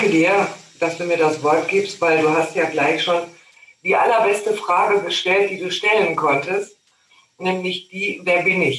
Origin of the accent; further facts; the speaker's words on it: North Rhine-Westphalia, Germany; Du, also ich bin ja in Nordrhein-Westfalen groß geworden, da kenne ich auch mal